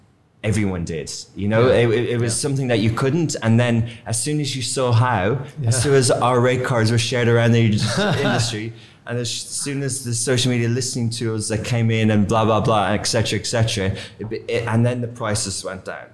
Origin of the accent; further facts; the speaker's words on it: Ireland; moved away as an adult; also born or lived in London, United Kingdom; now in Dubai, United Arab Emirates; I'm from Ireland